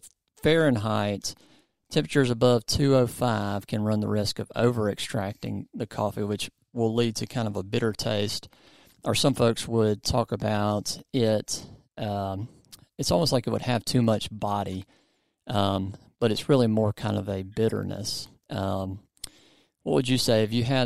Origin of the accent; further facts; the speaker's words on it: the South, United States; I'm from the South